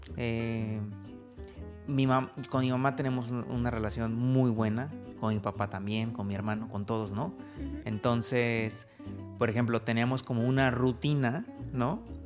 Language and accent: Spanish; Mexico; moved away as an adult; now in Oradea, Romania; yo soy mexicano, yo estoy casado con una rumana